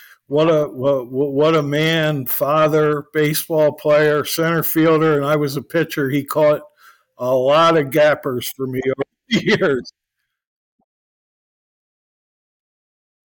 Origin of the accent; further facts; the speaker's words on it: New Jersey, United States; I grew up in New Jersey